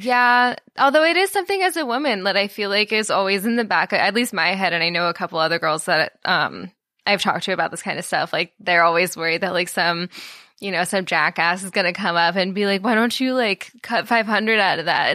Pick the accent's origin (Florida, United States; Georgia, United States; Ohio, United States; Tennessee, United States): Florida, United States; also born or lived in Minnesota; now in Austin, United States; I'm from Florida